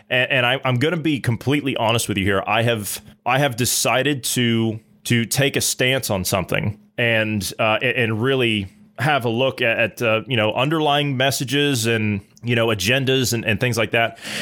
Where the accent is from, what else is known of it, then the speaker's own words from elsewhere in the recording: Ohio, United States; I'm from Ohio